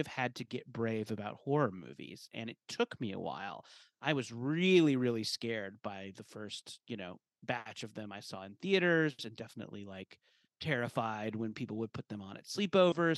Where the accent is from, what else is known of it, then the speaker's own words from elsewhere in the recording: Orange County, California, United States; I grew up in Orange County, California